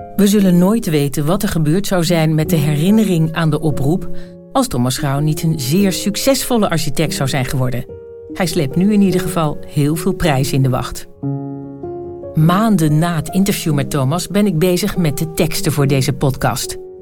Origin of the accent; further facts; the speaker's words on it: Zwolle, Overijssel, Netherlands; moved away; Ik was aan het logeren in mijn geboortestad Zwolle